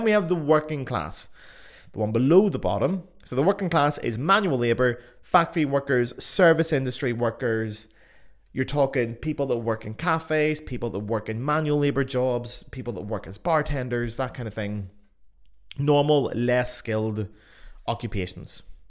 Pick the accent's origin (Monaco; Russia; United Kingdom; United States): United Kingdom; Belfast, Northern Ireland; accent: Belfast; my accent, for example, the beautiful Belfast accent, actually voted sexiest accent in the world.